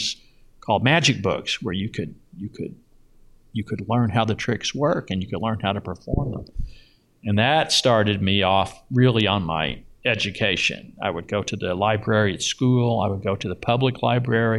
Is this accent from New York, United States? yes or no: no; Louisville, Kentucky, United States; now in Las Vegas, United States; I grew up in Louisville in the suburbs